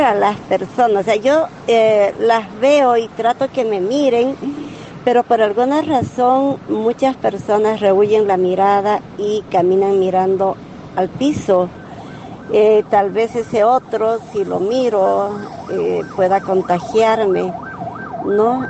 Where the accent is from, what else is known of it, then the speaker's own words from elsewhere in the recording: Santa Cruz de la Sierra, Santa Cruz, Bolivia; soy de Santa Cruz, Ana Caliente, que es parte de la Amazonía y estamos unidos por eso con Brasil y Paraguay